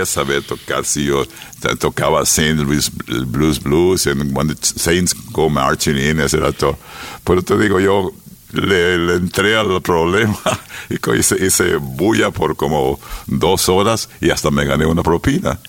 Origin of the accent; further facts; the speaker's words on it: San Miguel, El Salvador; also born or lived in United States; crecí en San Miguel